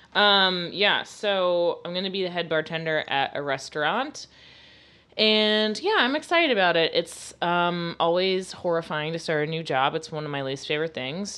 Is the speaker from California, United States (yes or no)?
no; Florida, United States; I'm from Florida.